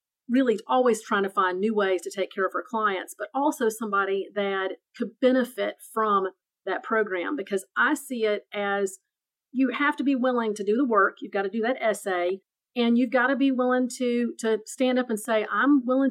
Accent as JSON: {"language": "English", "region": "Tennessee", "country": "United States", "also_born_or_lived": "North Carolina", "moved": "as an adult", "said": "I just moved 6 months ago to Tennessee, although I'm originally from Tennessee. I've moved back home"}